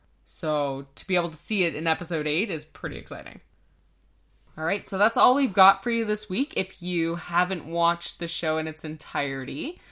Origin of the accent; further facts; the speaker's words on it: Canada; Yeah, that's CA because we're Canadian.